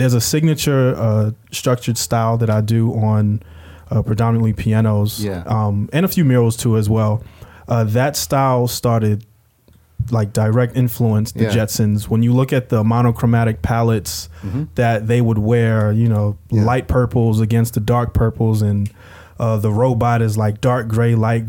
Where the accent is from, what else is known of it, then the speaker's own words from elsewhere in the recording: New York City, New York, United States; also born or lived in South Carolina / Miami / Los Angeles; now in Charlotte, United States; being born and raised in the Bronx